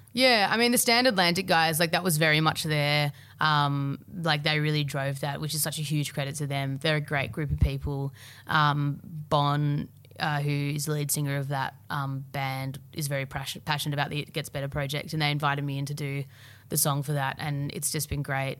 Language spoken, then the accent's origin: English; Melbourne, Victoria, Australia; I grew up in Albert Park